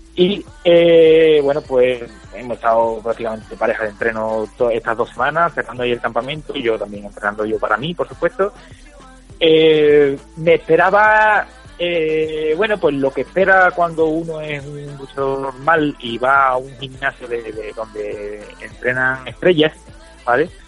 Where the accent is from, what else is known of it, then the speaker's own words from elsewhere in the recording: Spain; yo soy español de a pie